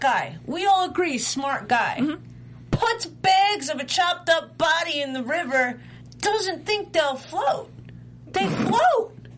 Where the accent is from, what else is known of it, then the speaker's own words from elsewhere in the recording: New York, United States; I'm from New York